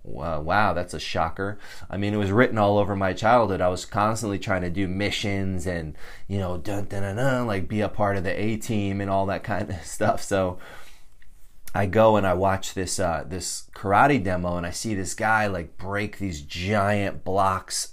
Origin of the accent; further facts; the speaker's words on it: Connecticut, United States; moved away as an adult; I grew up in Connecticut